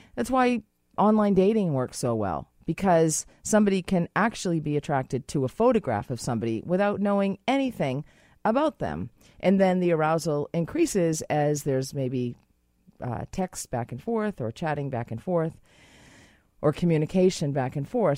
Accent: Boston, Massachusetts, United States; now in Canada; I'm from Boston

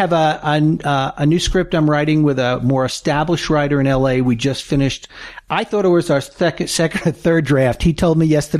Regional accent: New York City, New York, United States; moved away as an adult; also born or lived in Long Island / Virginia Beach / Chesapeake; now in Aspen, United States; I grew up in the city and on the island.

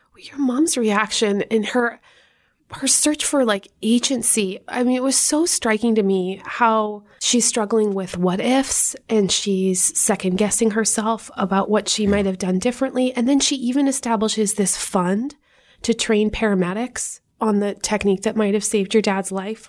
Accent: Canada; moved away; as a Canadian

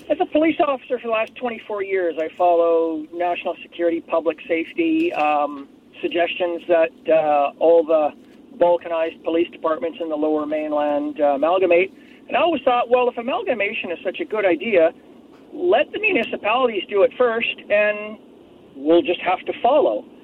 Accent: Hamilton, Ontario, Canada; now in Langley, Canada; I'm from Hamilton, Ontario

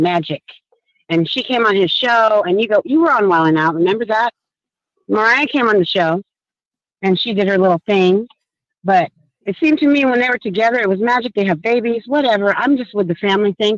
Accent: United States; also born or lived in Africa; I was raised in America

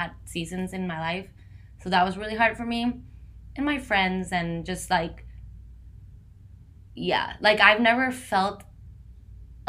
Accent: San José, Costa Rica; first language Spanish; English is a second language; moved away as an adult; also born or lived in North Carolina, United States; now in New York City, United States; I grew up in San Jose, Costa Rica, which is in Central America, not an island.

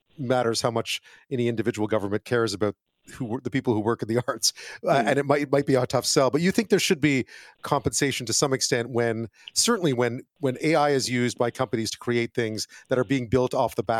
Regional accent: Montreal, Quebec, Canada; Montreal, my hometown

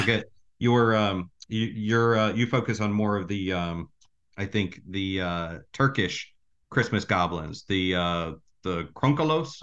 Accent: Orlando, Florida, United States; I grew up in Orlando

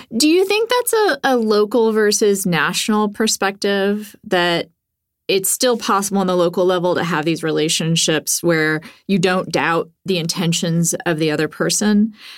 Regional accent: Texas, United States; growing up in Texas, I feel like I was exposed to more ideological diversity than a lot of progressives. You know, I grew up with a lot of different kinds of people

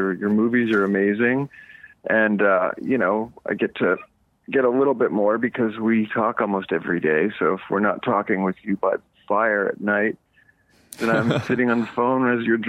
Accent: Eastern Canada, Canada; now in Los Angeles, United States; growing up in Eastern Canada, I grew up camping and, running through the woods, and I haven't done a lot of that since I've lived in Los Angeles.

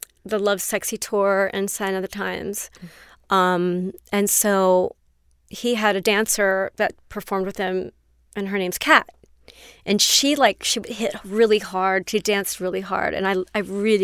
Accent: Cincinnati, Ohio, United States; moved away; I'm from Cincinnati.

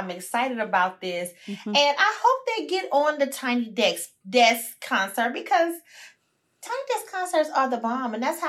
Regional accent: Houston, Texas, United States; I'm from Sunnyside.

